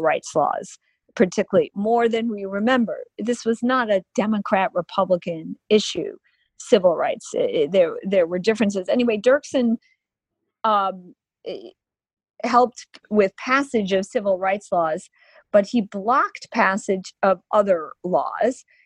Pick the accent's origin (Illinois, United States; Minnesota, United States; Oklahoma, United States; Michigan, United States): Illinois, United States; I'm from Illinois too, where he was from